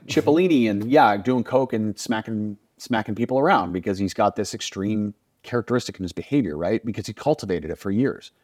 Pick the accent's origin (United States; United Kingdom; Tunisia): United States; I grew up in the United States